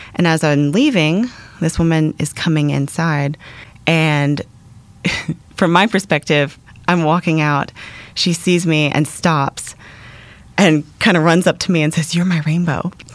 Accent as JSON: {"language": "English", "town": "Atlanta", "region": "Georgia", "country": "United States", "tie": "born or raised there", "moved": "as an adult", "lives_now": "Middle East", "said": "I grew up in the Atlanta area."}